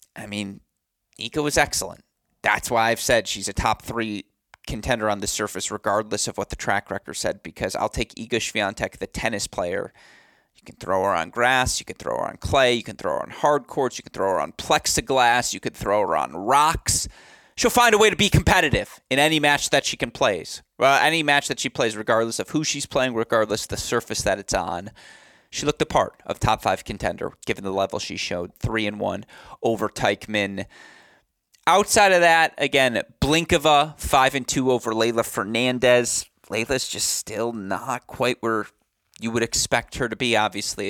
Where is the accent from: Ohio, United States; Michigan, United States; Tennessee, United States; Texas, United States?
Michigan, United States; Franklin; moved away; I will be home in Bloomfield Hills next week, or I should say I won't be in Bloomfield Hills. Technically, I'll be in Franklin